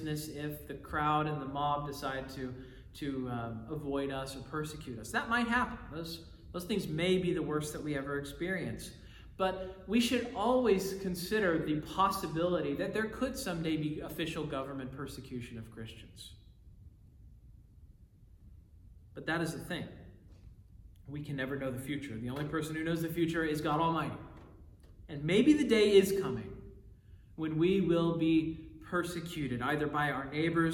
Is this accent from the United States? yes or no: yes; United States; I love being an American